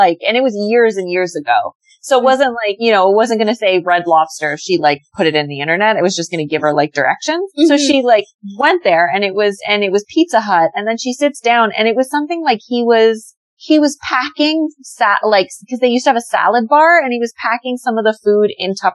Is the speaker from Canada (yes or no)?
yes; Canada; You say Canada